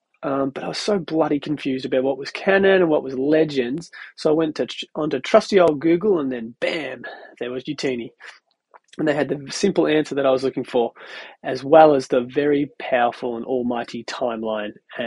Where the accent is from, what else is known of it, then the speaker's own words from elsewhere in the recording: Australia; moved away as an adult; now in Connecticut, United States; I'm from Australia. But I recently moved to the States and now reside in Connecticut